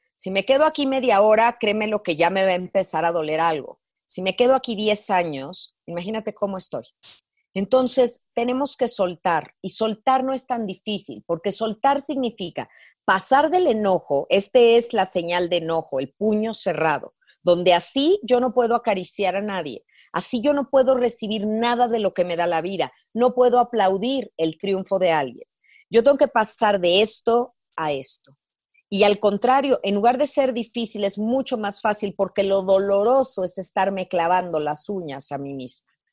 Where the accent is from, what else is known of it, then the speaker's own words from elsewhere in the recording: Mexico; mi país, eh, en México